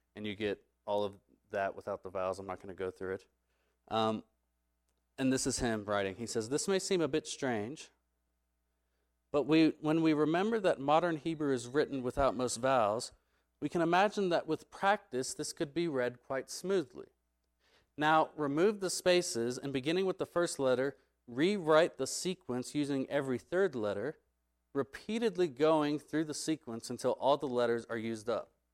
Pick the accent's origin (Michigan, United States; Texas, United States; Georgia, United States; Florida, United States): Texas, United States; I'm gonna say glossa, 'cause I'm from Texas